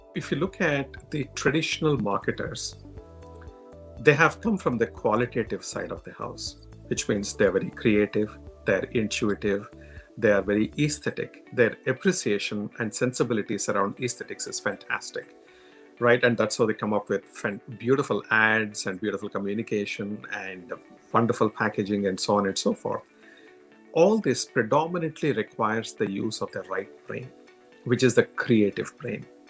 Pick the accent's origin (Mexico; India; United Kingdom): India; accent: Indian; moved away; coming from India, with my strong Indian accent